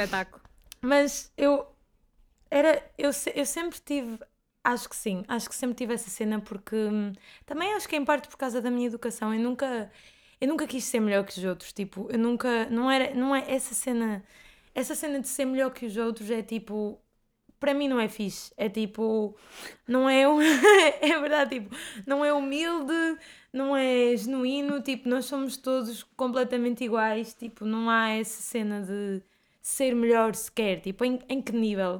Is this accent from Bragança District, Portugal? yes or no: yes; Bragança, Bragança District, Portugal; moved away as an adult; also born or lived in Porto / Grijó; eu vim para o Porto estudar e eu vivia em Bragança